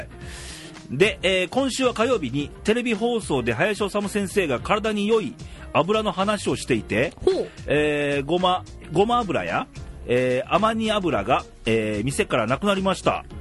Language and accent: Japanese; Uwajima, Ehime, Japan; moved away; うちの実家のさ愛媛県宇和島市